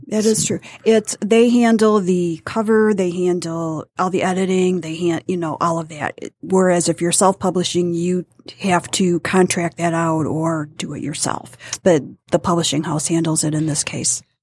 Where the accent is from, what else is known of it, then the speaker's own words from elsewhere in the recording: Detroit, Michigan, United States; also born or lived in Warren, Michigan / Bad Axe, Michigan; I grew up in Warren and, um, Detroit until nineteen sixty-eight.